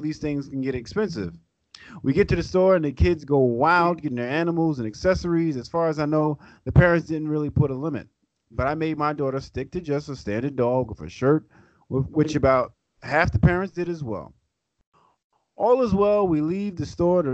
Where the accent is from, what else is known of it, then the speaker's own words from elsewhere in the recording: New York City, New York, United States; staying in Brooklyn my whole life and Queens my whole life